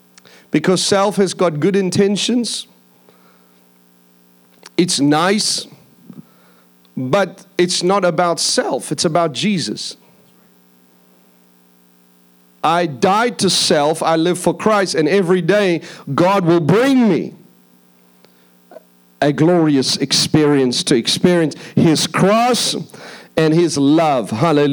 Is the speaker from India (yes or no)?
yes; India; also born or lived in Philippines / Mauritius / Seychelles / Madagascar; I grew up in India. I grew up in the Philippine Islands. I lived in Mauritius. I lived in Seychelles. I lived in Madagascar.